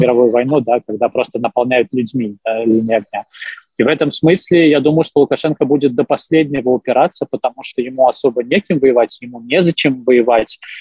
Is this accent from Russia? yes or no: no; Belarus